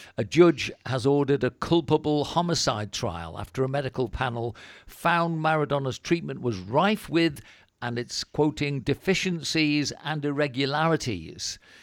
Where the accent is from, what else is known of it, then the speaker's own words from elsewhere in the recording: Wirral, Liverpool area, North West England, United Kingdom; moved away as an adult; also born or lived in Cornwall; now in Spain; I come from Wirral and, uh, Liverpool area